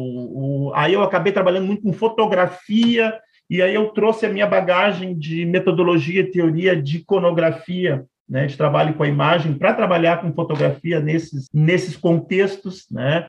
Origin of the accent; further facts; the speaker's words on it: Porto Alegre, Rio Grande do Sul, Brazil; also born or lived in Pelotas; eu sou de Porto Alegre